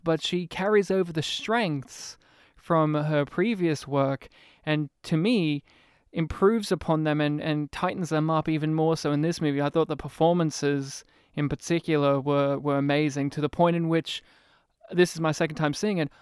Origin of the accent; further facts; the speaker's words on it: New South Wales, Australia; now in Melbourne, Australia; I'm from New South Wales.